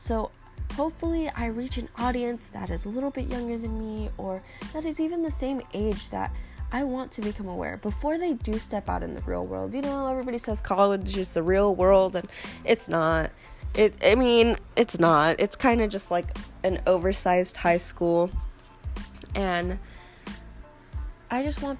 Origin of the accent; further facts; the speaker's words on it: California, United States; grew up in California